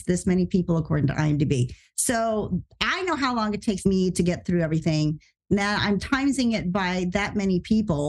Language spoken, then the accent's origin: English; the South, United States; moved away; I grew up in the South too, and I still love where I'm from